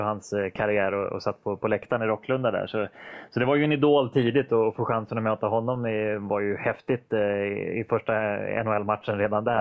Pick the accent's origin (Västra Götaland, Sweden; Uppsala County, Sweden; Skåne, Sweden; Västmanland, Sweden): Västmanland, Sweden; Västerås; jag kom ju från Västerås och uppväxt i Västerås från början där